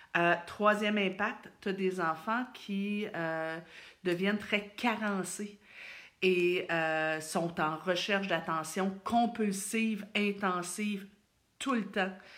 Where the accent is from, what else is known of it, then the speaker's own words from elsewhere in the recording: Thetford Mines, Quebec, Canada; je viens de Thetford